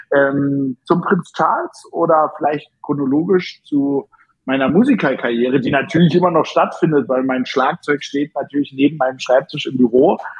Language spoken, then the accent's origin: German; Berlin, Germany; Ich war auf dem Beethoven-Gymnasium hier in Berlin Steglitz als gebürtiger Berliner